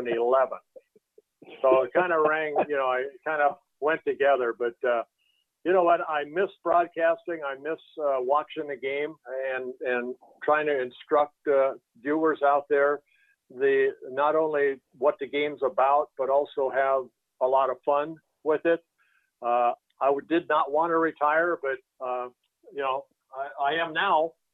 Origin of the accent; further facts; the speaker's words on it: Netherlands; born there; I was born in Holland. My dad came over with, you know, hardly any money in his pocket and gave us a better life.